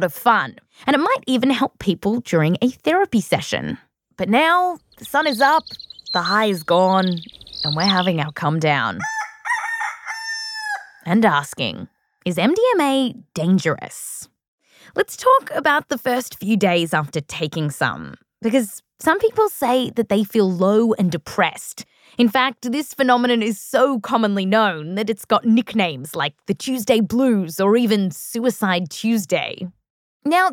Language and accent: English; Australia; growing up in Australia